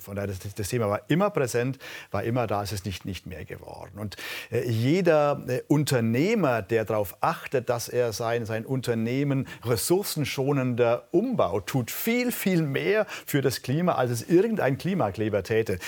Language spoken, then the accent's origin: German; Allgäu, Bavaria, Germany; Ich komme aus der Region, in der die Menschen sehr, sehr naturverbunden sind